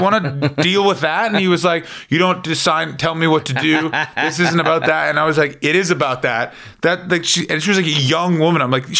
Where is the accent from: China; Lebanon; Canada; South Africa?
Canada; Toronto, Ontario; you say like, oh, I'm from Toronto, this is where Canada.